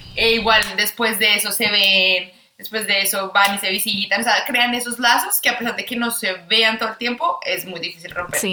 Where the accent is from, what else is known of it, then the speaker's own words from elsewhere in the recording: Bogotá, Colombia; moved away as an adult; now in Australia; soy de Bogotá, Colombia. Me mudé a Australia hace cuatro años